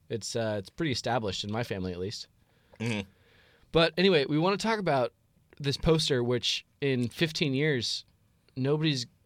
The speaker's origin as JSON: {"language": "English", "town": "Seattle", "region": "Washington", "country": "United States", "tie": "born or raised there", "said": "I was born in the Seattle area and grew up following the Sonics"}